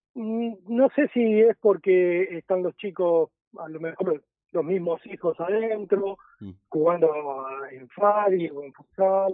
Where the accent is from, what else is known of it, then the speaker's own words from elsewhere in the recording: Avellaneda, Buenos Aires Province, Argentina; soy de Avellaneda